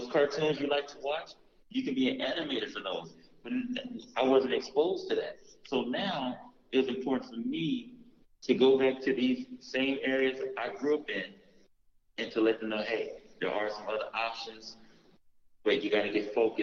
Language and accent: English; Los Angeles, California, United States; I'm from South Central LA, and born and raised